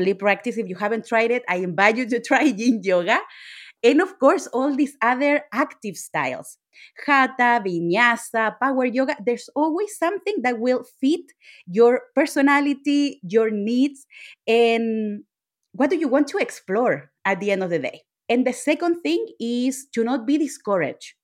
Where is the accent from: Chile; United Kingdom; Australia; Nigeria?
Chile; I'm Latina. I'm from Chile.